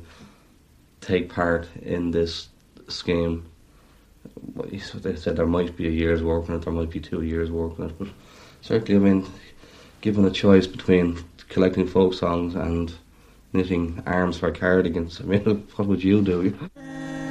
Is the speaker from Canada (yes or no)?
no; Dublin, Leinster, Ireland; now in Clare, Ireland; My grandparents were from there, but I myself was born and reared in Dublin. Grew up in a totally urban situation